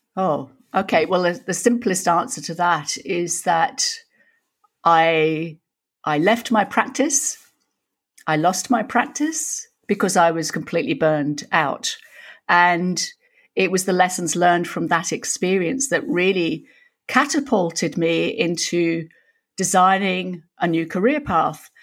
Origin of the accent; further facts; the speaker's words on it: York, Yorkshire and the Humber, United Kingdom; now in Australia; I was born in York, some of Yorkshire, Lass